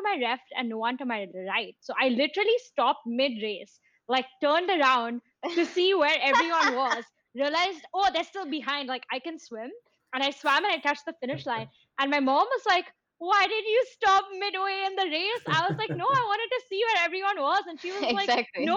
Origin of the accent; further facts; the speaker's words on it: India; moved away as an adult; also born or lived in London; growing up in India. And I think in India, you sometimes, you know, you at least in Mumbai, like you pass by slums every day